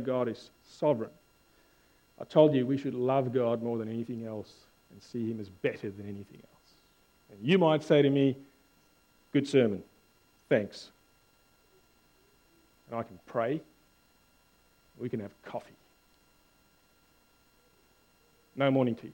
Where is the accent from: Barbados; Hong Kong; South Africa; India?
South Africa; now in Australia; I'm South African